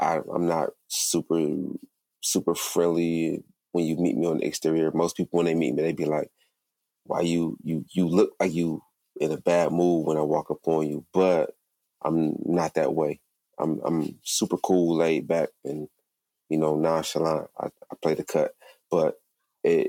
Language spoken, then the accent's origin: English; Flint, Michigan, United States; I'm from Flint, Michigan